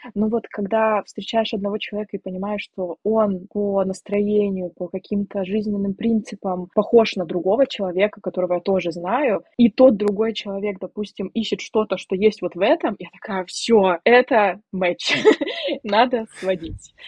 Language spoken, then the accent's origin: Russian; Siberia, Russia; moved away as an adult; now in Poland; я девочка из Сибири, которая приехала 7 тысяч километров, чтобы жить в другой стране